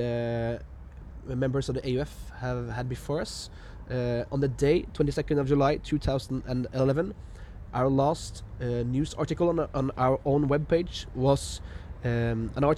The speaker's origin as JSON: {"language": "English", "town": "Levanger", "region": "Trøndelag", "country": "Norway", "tie": "born or raised there", "said": "my hometown, Levanger"}